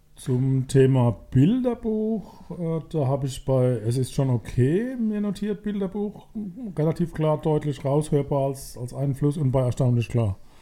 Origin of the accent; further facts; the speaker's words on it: Mannheim, Baden-Württemberg, Germany; weil wir Mannheimer sind